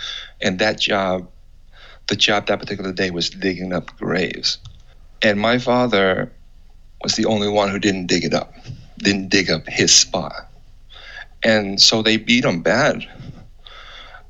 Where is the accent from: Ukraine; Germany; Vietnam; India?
Vietnam; Nha Trang, Khanh Hoa; moved away; I was born in Nha Trang, Vietnam. I was born in 1982